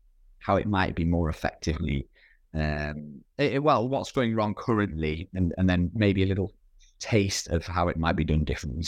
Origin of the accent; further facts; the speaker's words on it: United Kingdom; I can't, as a good conscience, as a British person, go to Denmark